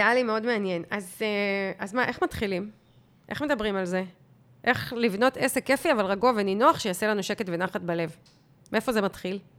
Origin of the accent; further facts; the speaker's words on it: Israel; אנחנו ישראלים